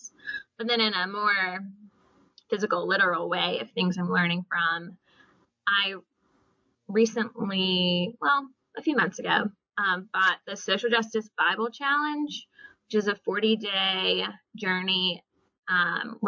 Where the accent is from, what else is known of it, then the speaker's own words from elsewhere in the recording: Oxford, Mississippi, United States; I grew up in Mississippi, in Oxford